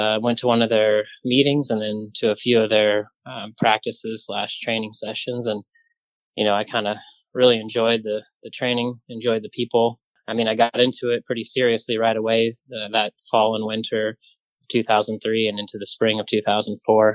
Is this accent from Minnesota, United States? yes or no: no; Grand Junction, Colorado, United States; moved away as an adult; I was born in Western Colorado in Grand Junction. And spent the first, well, basically 18 years of my life there